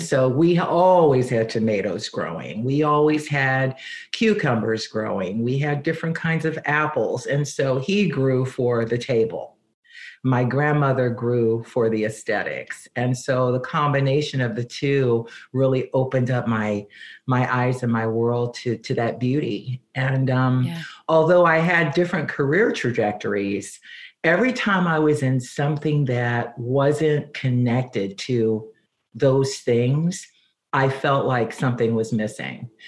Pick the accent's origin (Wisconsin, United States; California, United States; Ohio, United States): Ohio, United States; Cincinnati; moved away as an adult; also born or lived in San Diego / Phoenix; now in Palos Verdes, United States; Well, I was born in Cincinnati, Ohio. That's where I grew up